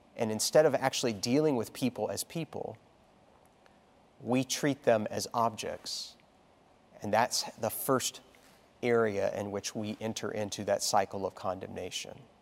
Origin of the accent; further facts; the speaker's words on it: Texas, United States; moved away; I only remember one snowfall really significantly as a child growing up in Texas.